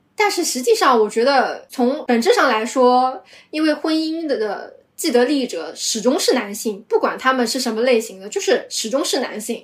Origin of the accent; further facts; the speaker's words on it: Shanghai, China; 因为我是从小生活在郊区嘛，然后我身边的同学呀，包括朋友啊，他们的这个观念还是比较传统的。他们，我，因为我是九零后嘛，九四年九零后，所以我的这一代人都是独生子女